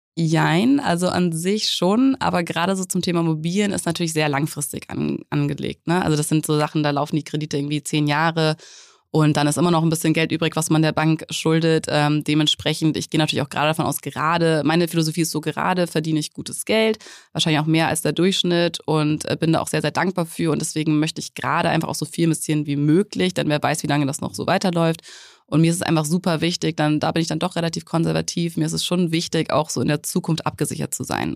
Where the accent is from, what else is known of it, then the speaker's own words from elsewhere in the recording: Hamburg, Germany; moved away as an adult; also born or lived in Munich; ich komme aus Hamburg und bin nach München gezogen für ein Studium